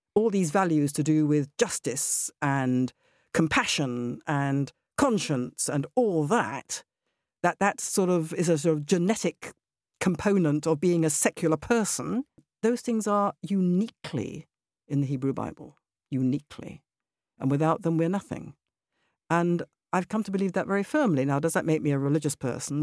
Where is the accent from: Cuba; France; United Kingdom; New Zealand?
United Kingdom; also born or lived in Israel; I am British. I don't just mean I'm a British citizen, I mean my personality is very British.